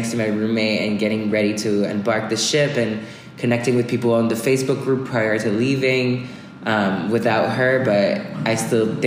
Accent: France; English is a second language; moved away as an adult; also born or lived in Bay Area, California; I'm from France

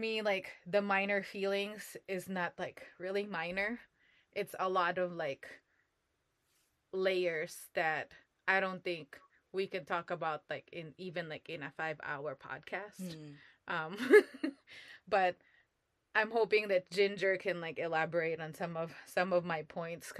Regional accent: Philippines; moved away as an adult; now in United States; What I studied in the Philippines was Asian history

